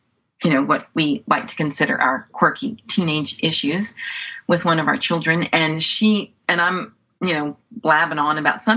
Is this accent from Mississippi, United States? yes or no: no; Louisiana, United States; moved away; I am from Louisiana